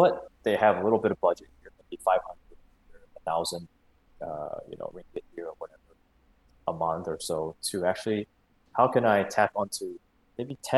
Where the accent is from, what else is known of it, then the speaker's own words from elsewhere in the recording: Singapore; also born or lived in United States; I grew up in Singapore most of my life